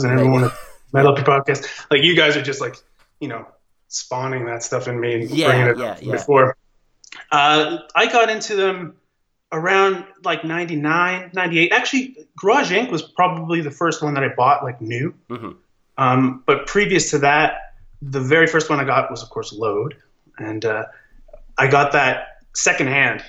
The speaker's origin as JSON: {"language": "English", "country": "Australia", "said": "I'm an Aussie cat"}